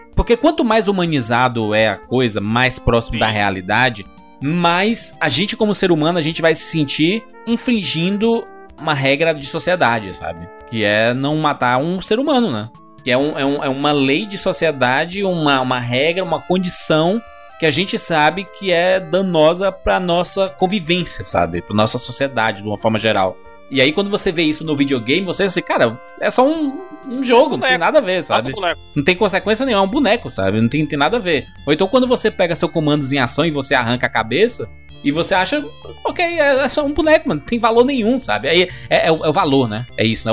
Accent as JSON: {"language": "Portuguese", "country": "Brazil", "said": "como brasileiro"}